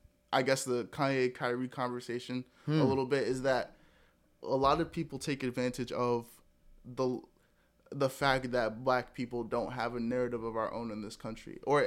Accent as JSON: {"language": "English", "country": "Nigeria", "said": "Like, I'm Nigerian."}